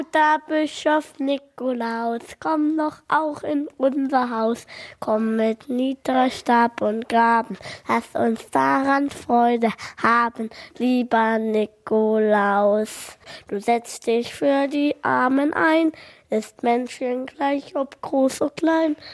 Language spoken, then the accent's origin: German; Germany; hier bei uns in Deutschland